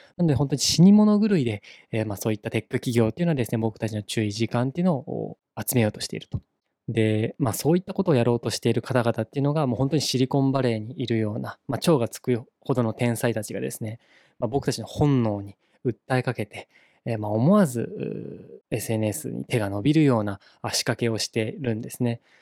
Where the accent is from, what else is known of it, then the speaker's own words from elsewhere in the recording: Saga, Japan; also born or lived in Yamaguchi Prefecture; now in Yamaguchi, Japan; 僕はですね、あの地元の佐賀県には帰らずですね、今住んでいる山口県に滞在して